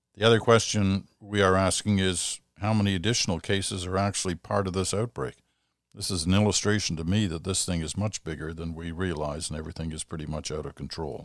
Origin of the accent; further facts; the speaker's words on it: Quebec, Canada; proud as a Quebecer and proud as a Canadian